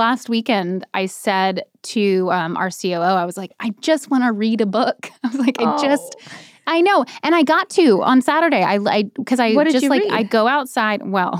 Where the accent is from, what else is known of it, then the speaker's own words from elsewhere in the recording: North Carolina, United States; But I grew up in North Carolina, and I think that's all.